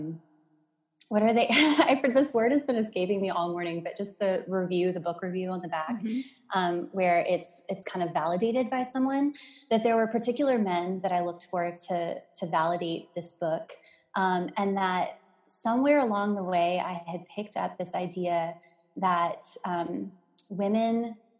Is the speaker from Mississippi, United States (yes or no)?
yes; Mississippi, United States; also born or lived in Louisiana; born in Louisiana, grew up in Mississippi